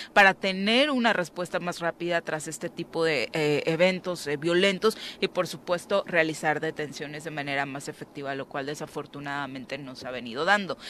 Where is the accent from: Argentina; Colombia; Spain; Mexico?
Mexico; nosotros también como mexicanos